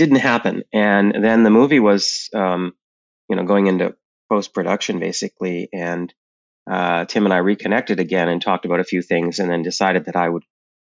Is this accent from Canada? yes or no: yes; Canada; moved away as an adult; also born or lived in Montreal, Canada; now in New York City, United States; I'm Canadian. I lived in Montreal for a long time